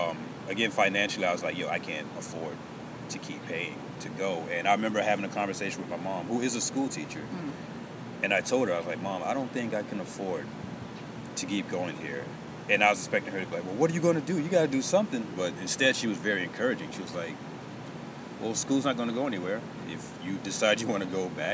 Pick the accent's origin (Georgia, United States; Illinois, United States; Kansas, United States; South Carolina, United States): South Carolina, United States; Beaufort; moved away; also born or lived in Myrtle Beach; I was born in Beaufort, which is like 45 minutes to an hour away from here.